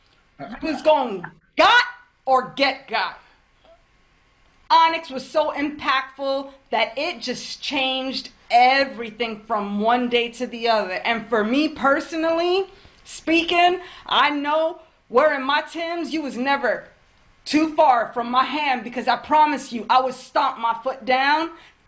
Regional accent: New York City, New York, United States; also born or lived in Queens, New York; Coming from Brooklyn, I lived in Queens for a hot minute.

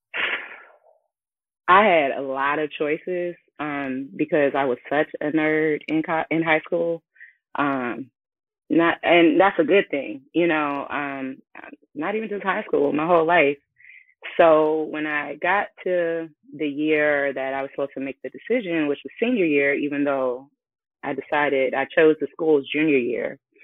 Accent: Chicago, Illinois, United States; I am hailing from Chicago, Illinois

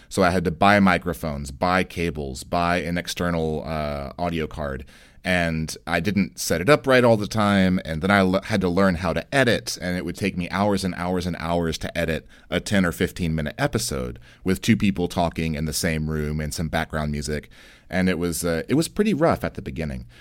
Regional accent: United States; I'm an American

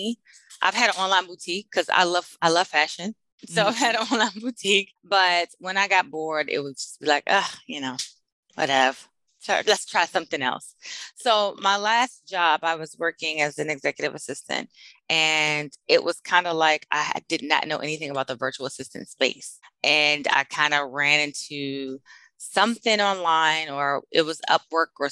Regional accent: Washington, District of Columbia, United States; now in Austin, United States; I am originally from Washington, D.C.

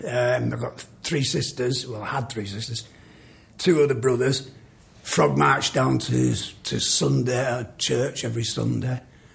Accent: Salford, North West England, United Kingdom; also born or lived in Manchester / Crumpsall / Prestwich / Whitefield; Well, I'm Salford, really. I was born in Manchester in the hospital, but we lived in Salford.

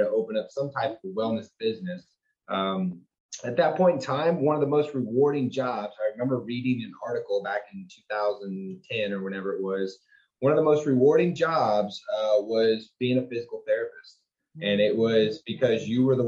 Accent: Houston, Texas, United States; I grew up in Houston, Texas, a Texan boy, Southern kid.

